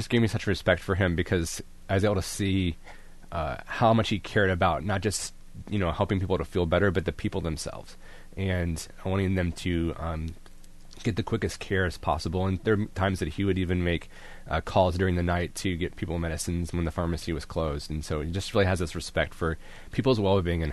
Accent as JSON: {"language": "English", "area": "Indian Lake area", "region": "northwest central Ohio", "country": "United States", "tie": "born or raised there", "said": "I am from the other side of the state, northwest central Ohio"}